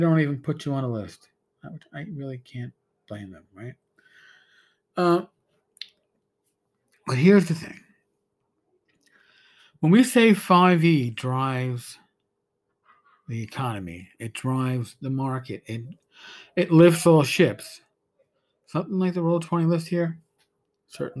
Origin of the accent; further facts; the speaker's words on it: New York, United States; I'm a New Yorker